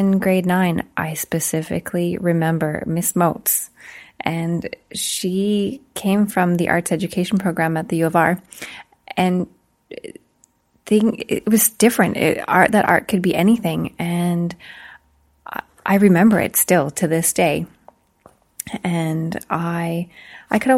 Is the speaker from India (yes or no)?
no; Bienfait, Saskatchewan, Canada; moved away as an adult; now in Meadow Lake, Canada; I was born and raised in Beanfait, Saskatchewan